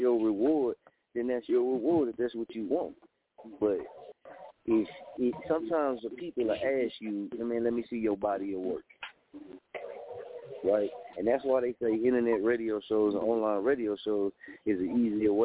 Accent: Muskogee, Oklahoma, United States; moved away as an adult; also born or lived in Wichita, Kansas; I'm from Oklahoma. I'm from Muskogee. So when I moved to Wichita

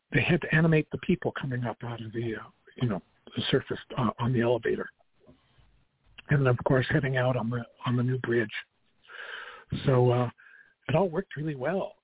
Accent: Albuquerque, New Mexico, United States; moved away as an adult; I went to Manzano High School

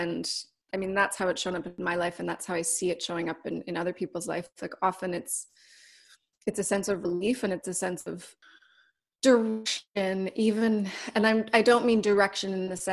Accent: Canada; now in Los Angeles, United States; I'm Canadian, so I'm not even from here

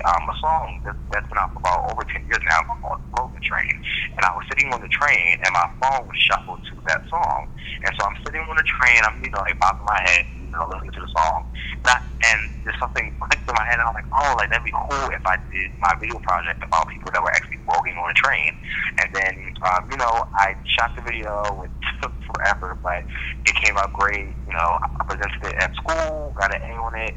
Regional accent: Philadelphia, Pennsylvania, United States; moved away as an adult; also born or lived in Jamaica; now in New York, United States; I was raised in Philadelphia, but I just moved to New York about like a year and a half ago

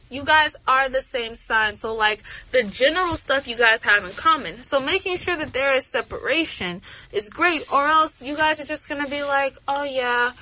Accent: Atlanta, Georgia, United States; I'm from Atlanta

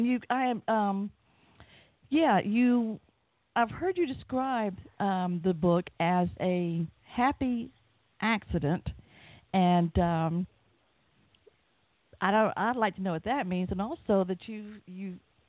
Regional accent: the southern part of the U.S., United States; accent: southern; just in case you can't tell from my accent, I am from the southern part of the U.S.

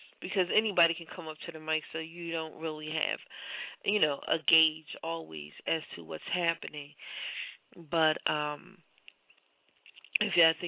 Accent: Philadelphia, Pennsylvania, United States; I'm born and raised in Philadelphia, but I'm a little bit older than you.

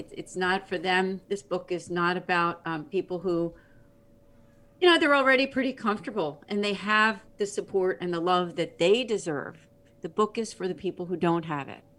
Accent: Philadelphia, Pennsylvania, United States; I'm from the Philadelphia area

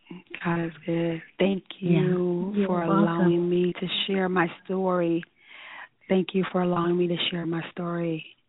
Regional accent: Rochester, New York, United States; And I have to give a shout out to my hometown, Rochester, New York

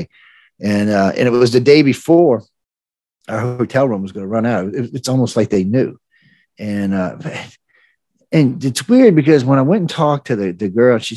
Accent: New Orleans, Louisiana, United States; I grew up in New Orleans

